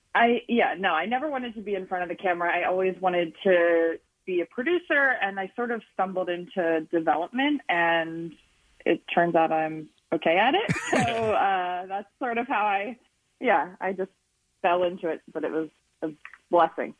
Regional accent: Boyertown, Pennsylvania, United States; now in Los Angeles, United States; I'm from Boyertown

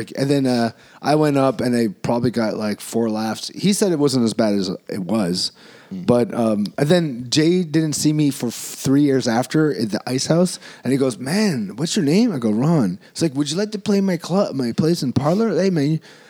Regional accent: Cebu, Central Visayas, Philippines; in my hometown. So we did two shows there.

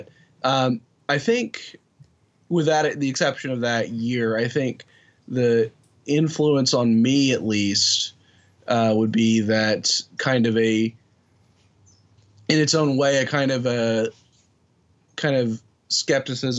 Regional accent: Oklahoma, United States; I grew up in Oklahoma

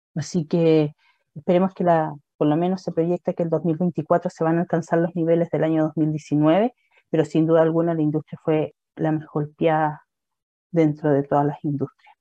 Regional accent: Puerto Varas, Los Lagos, Chile; Y soy de Puerto Vara

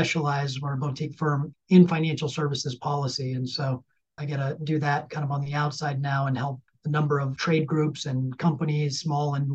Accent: Ozaukee County, Wisconsin, United States; moved away as an adult; now in Washington, D.C., United States; my home county of Ozaukee County.

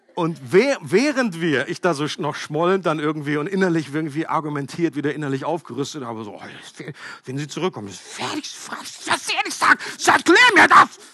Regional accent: Germany; ich als Deutscher

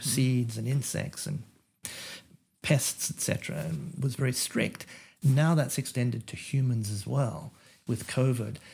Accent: Australia; now in United States; as an Australian American who, you know, originally came from Australia

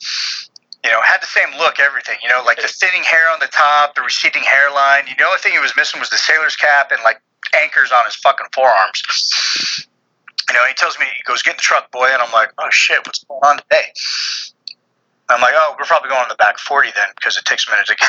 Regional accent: Central Valley, California, United States; now in Texas, United States; where I grew up in California was in the Central Valley

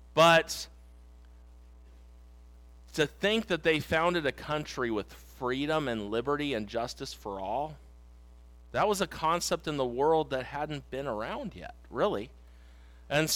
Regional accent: United States; I also am an American. I live in America today

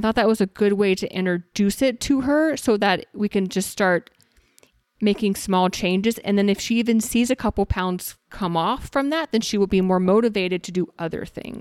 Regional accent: Texas, United States; now in Arizona, United States; I'm originally from Texas

